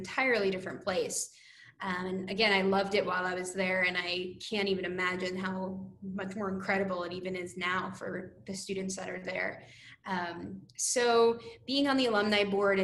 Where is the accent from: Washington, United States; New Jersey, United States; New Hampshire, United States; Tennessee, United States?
New Jersey, United States; also born or lived in Bethlehem, Pennsylvania / New York City; I am from New Jersey originally, so wasn't too far from PA